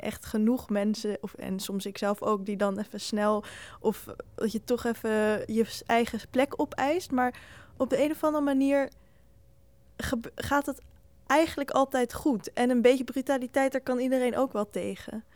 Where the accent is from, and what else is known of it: Netherlands